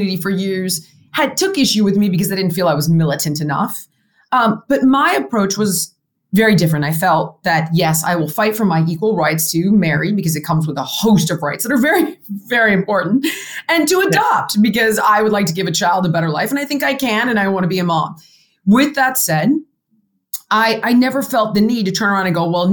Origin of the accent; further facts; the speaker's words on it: California, United States; I grew up in California